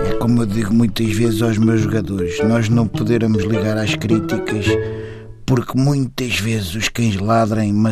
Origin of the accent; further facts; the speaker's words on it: Amadora, Lisbon, Portugal; é, sou da Amadora